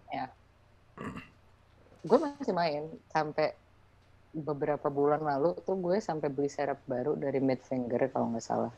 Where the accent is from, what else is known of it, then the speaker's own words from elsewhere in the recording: Indonesia; kita tuh kayak pendatang baru dari Indonesia